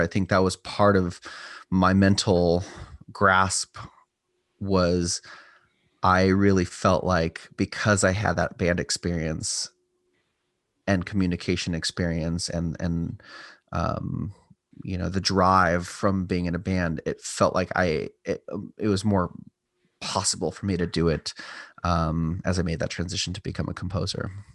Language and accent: English; Southern California, United States; also born or lived in Los Angeles, California / Templeton, California / San Luis Obispo, California; I was born in L A, lived in kind of various cities of Southern California, and, uh, ultimately, my mom and I moved up here